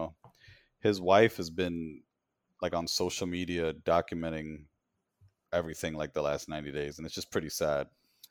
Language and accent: English; New York City, New York, United States; That's my hometown.